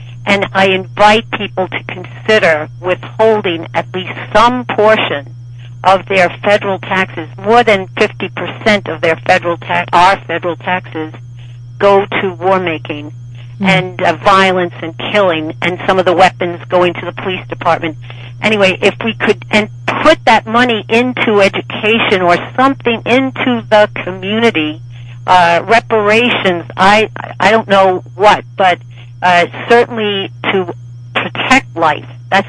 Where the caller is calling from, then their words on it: Washington, District of Columbia, United States; I'm calling from Washington, D.C., Ward 4.